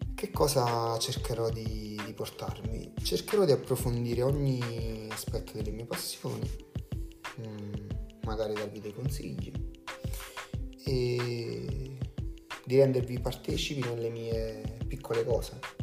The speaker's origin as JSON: {"language": "Italian", "region": "Campania", "country": "Italy", "said": "sono campano"}